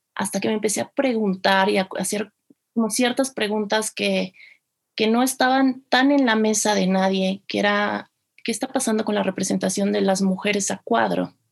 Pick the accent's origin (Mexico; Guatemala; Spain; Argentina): Mexico; Mexico City; yo soy originaria de la Ciudad de México